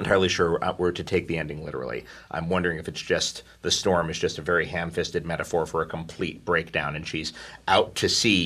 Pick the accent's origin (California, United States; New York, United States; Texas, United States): New York, United States; New York City; now in Los Angeles, United States; I grew up in Manhattan. I live in Los Angeles